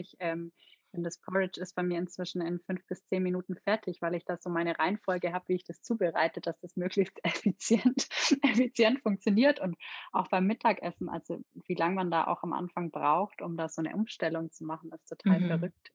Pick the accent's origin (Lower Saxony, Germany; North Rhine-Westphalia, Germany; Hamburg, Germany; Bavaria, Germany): Bavaria, Germany; Nördlingen; Ich bin in Nördlingen in Ries geboren